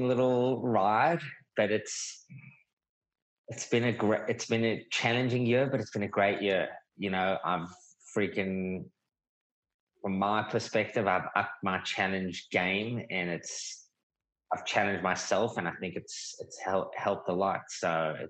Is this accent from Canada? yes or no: no; South Africa; also born or lived in New York; now in Australia; I'm South African.